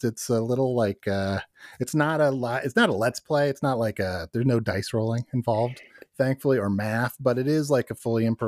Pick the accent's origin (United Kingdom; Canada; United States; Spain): United States; Northwest Ohio; now in Chicago, United States; I'm from Ohio originally, like Northwest Ohio